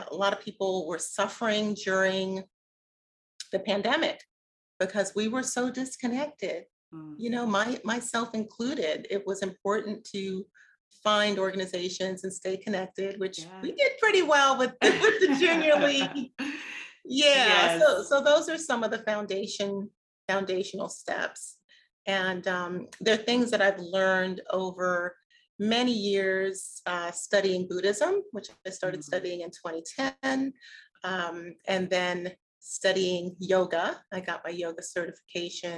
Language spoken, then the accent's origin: English; New York City, New York, United States; now in Atlanta, United States; the Catholic churches that I grew up with in Brooklyn